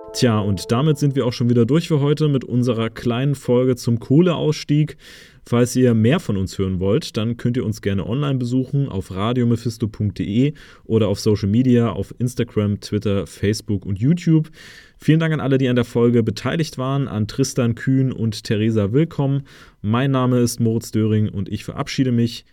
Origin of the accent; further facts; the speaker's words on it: Leipzig, Saxony, Germany; als Leipziger